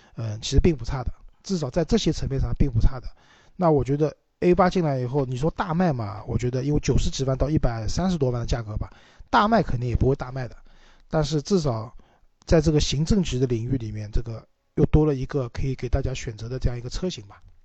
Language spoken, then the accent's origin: Chinese; Shanghai, China; 我们上海话叫虚头巴脑的